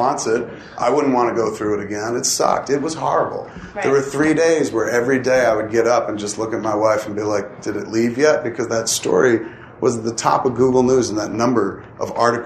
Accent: United States; I'm an American

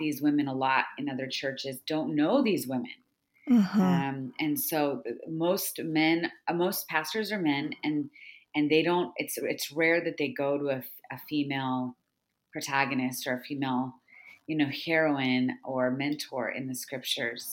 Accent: California, United States; I've been teaching about women's Bible study in my hometown here in California

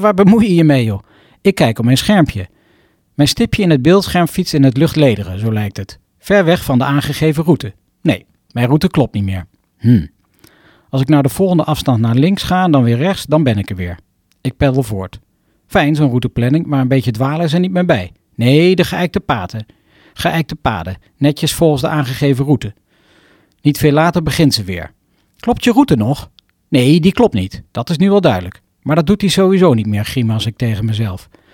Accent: Arnhem, Gelderland, Netherlands; de prachtige bossen rondom Arnhem, mijn geboortegrond

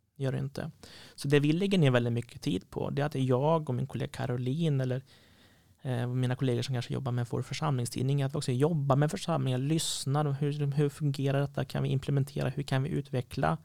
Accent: Sweden; Missionskyrkan när jag växte upp i Åring hade två anställda

